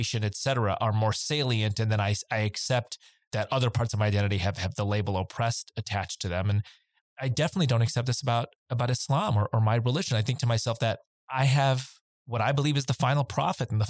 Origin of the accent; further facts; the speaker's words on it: Glen Ellyn, Illinois, United States; to have brown skin growing up in Glen Ellyn, Illinois in the 1980s